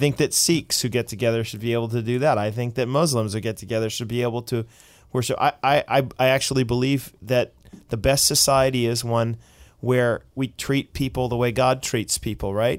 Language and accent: English; United States; now in Canada; as an American